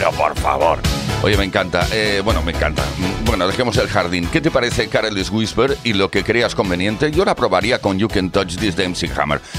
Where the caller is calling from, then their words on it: Valladolid, Castile and León, Spain; de Valladolid y también tengo un bar.